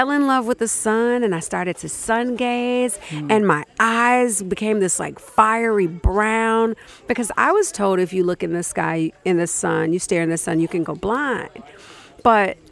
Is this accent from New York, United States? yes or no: no; Chicago, Illinois, United States; moved away as an adult; now in Minnesota, United States; I'm from Chicago